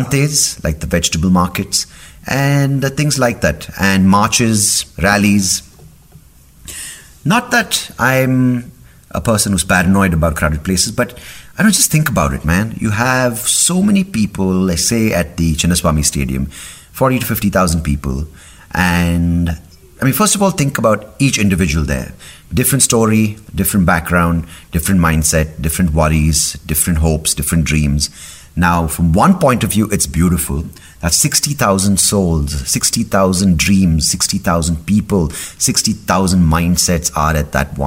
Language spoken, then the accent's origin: English; India; being an Indian living in Bangalore in 2019